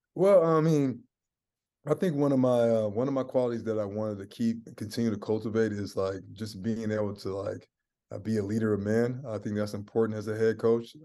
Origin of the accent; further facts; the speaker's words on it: Seattle, Washington, United States; moved away; also born or lived in San Francisco, California; I'm from Seattle, Washington. I was born in California, um, San Fran. I got a lot of family in the Bay Area. So, um, California kid, um, but I, I grew up in the Northwest